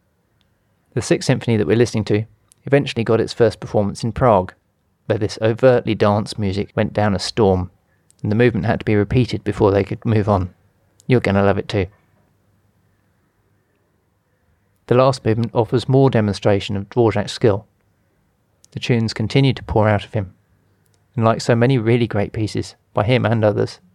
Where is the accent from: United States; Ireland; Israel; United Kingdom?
United Kingdom; England; now in India; I'm English, and at the moment we're living in India